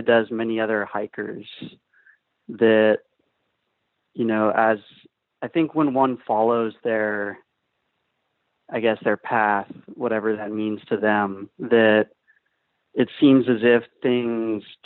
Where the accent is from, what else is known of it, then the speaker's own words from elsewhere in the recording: Austin, Texas, United States; I'm from Austin, Texas